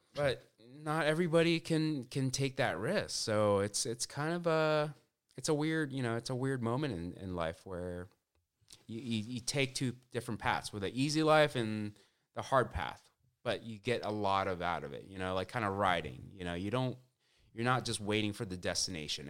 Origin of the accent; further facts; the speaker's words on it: Orange County, California, United States; I grew up in Orange County